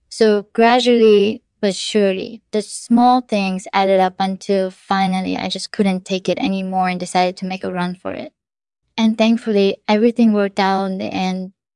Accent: North Korea; moved away as an adult; also born or lived in China; I was born in North Korea in nineteen eighty-four. I grew up there

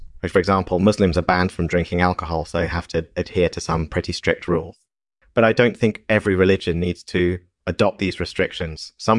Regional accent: Massachusetts, United States; now in Pennsylvania, United States; I was born and raised in Massachusetts, but I've been living in Pennsylvania for the past few years.

